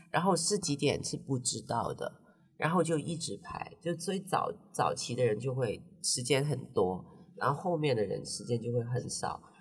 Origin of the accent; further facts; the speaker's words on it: Hong Kong; moved away as an adult; now in Taiwan; 对我们香港人来说